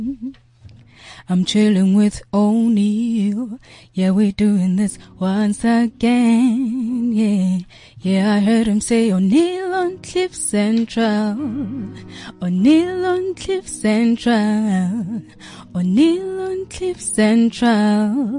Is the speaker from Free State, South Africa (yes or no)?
no; Mkhuhlu, Mpumalanga, South Africa; I grew up in Mkhuhlu, you know, in the rural areas.